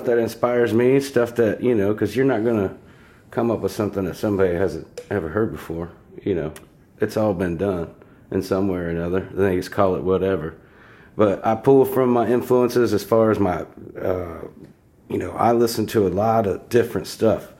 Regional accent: Grove City, Ohio, United States; Southern Ohio boy. Mm-hmm. We moved up to Grove City. I'm thinking I was like third or fourth grade

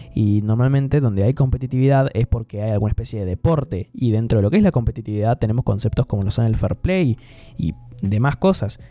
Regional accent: Gualeguaychú, Entre Ríos, Argentina; Mi ciudad natal Gualeguaychú

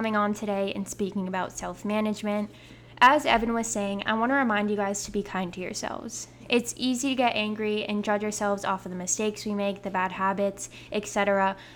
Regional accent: Southern California, United States; I'm from Southern California

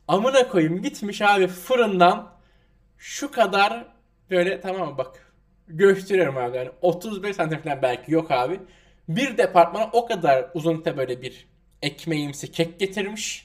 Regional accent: Turkey

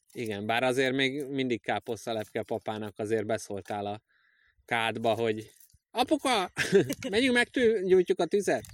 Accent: Budapest, Hungary; én ilyen megerőzött pesti vagyok. A fasz pesti, hát budai

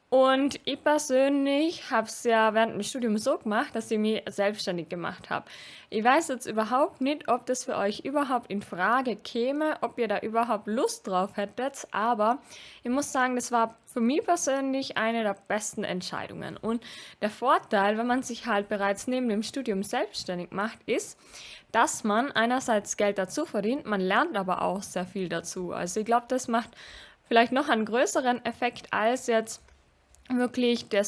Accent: Austria; ich komme aus Österreich und bei uns gibt es sowas wie BAföG nicht direkt.

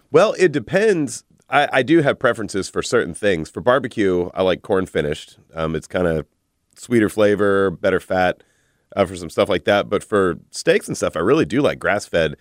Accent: Texas, United States; I'm a Texan.

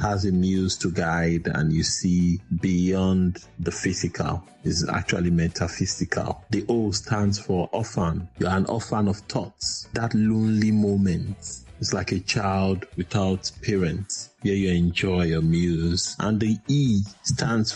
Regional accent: Nigeria; I am a Nigerian confessionist poet

